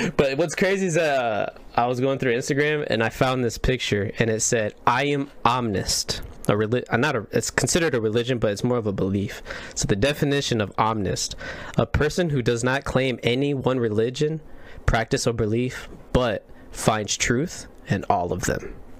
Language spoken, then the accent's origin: English; Indiana, United States; I'm from the Midwest, from Indiana